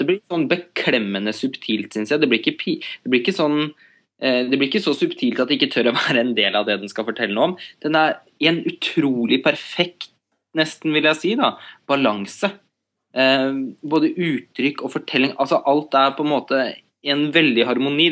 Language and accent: Norwegian; Norway